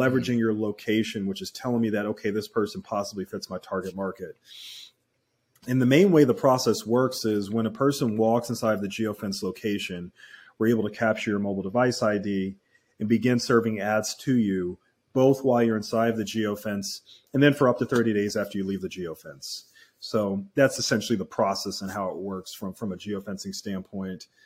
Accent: Philadelphia, Pennsylvania, United States; I grew up in Philadelphia.

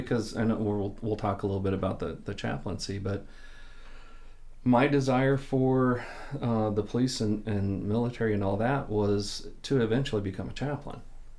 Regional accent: Southern California, United States; also born or lived in Kansas City; Well, born in Kansas City, 3.5 years old, we moved out to Southern California, and then that's where I was raised.

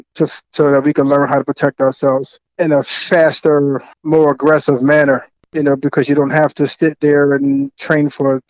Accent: Philadelphia, Pennsylvania, United States; I'm from South Philly

